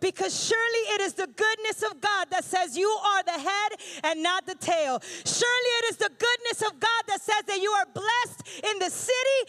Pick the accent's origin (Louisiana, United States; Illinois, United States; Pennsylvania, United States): Pennsylvania, United States; I'm from Pennsylvania, so in January, there's a ton of snow